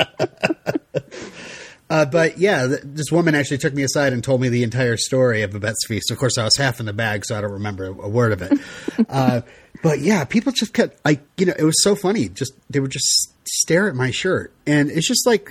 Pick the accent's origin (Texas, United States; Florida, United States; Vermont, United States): Vermont, United States; I'm from Vermont